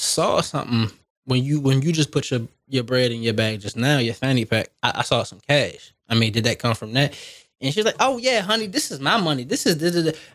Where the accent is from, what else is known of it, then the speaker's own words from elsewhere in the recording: Baltimore, Maryland, United States; Technically, I'm from Baltimore